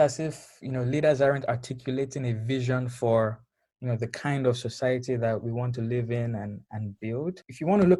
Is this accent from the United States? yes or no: no; Lagos, Nigeria; moved away; growing up in Lagos